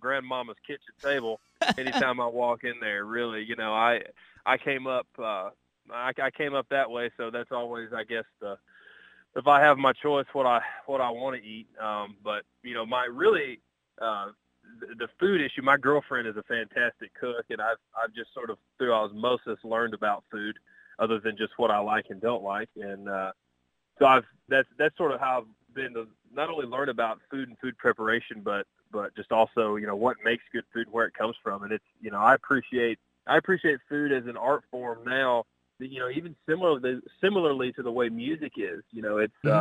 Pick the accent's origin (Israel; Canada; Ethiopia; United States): United States; Arkansas; my home state of Arkansas